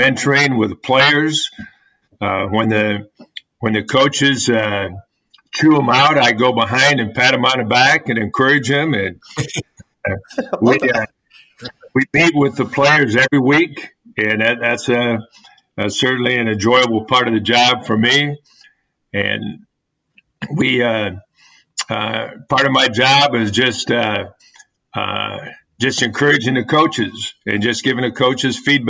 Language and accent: English; Kalamazoo, Michigan, United States; moved away; I was born in Michigan in the Kalamazoo area. My dad was a farmer, and so we grew up in the country